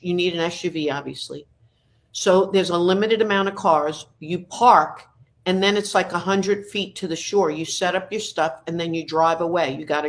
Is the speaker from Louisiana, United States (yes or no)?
no; Long Island, New York, United States; also born or lived in Brooklyn, New York; now in Nashville, United States; I was brought up on Long Island.